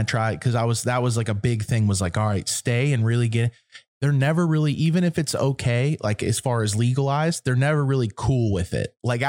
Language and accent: English; East Coast, United States; now in Los Angeles, United States; We're from the East Coast.